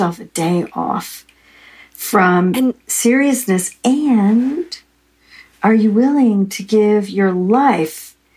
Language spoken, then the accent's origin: English; United States; I was American